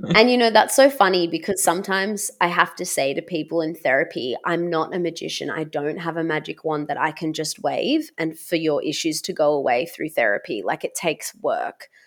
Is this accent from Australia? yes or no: yes; Australia; being Serbian Australian, I am not white myself. I have been raised biculturally